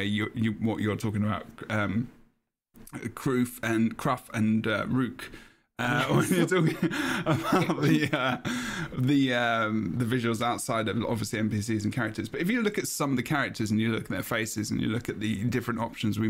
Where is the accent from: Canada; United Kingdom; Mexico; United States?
United Kingdom; England; I'm English